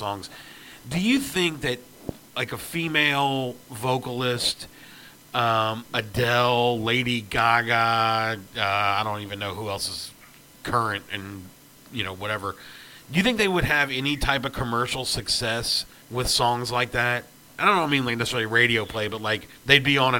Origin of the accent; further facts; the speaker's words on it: Tennessee, United States; I am from Tennessee